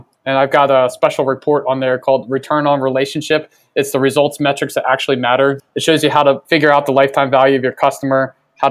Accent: Baltimore, Maryland, United States; I'm from Baltimore

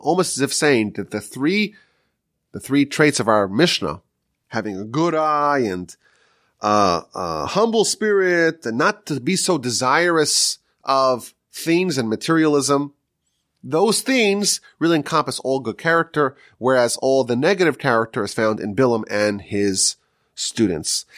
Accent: New York, United States; now in Texas, United States; I'm from New York still

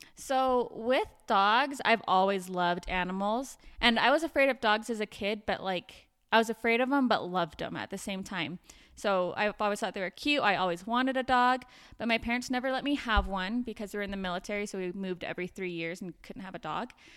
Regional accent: Provo, Utah, United States; also born or lived in Davis County, Utah; I'm from Provo, Utah, but live up here in Davis County now

